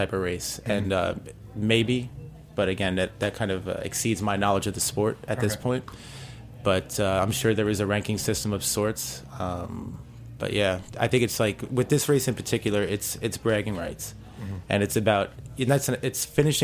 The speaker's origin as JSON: {"language": "English", "town": "New York City", "region": "New York", "country": "United States", "said": "I'm from the Lower East Side"}